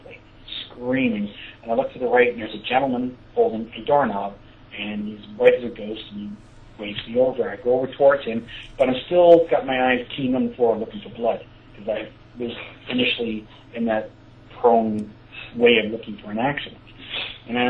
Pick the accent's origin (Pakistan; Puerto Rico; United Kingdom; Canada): Canada; Sarnia, Ontario; my hometown, Sarnia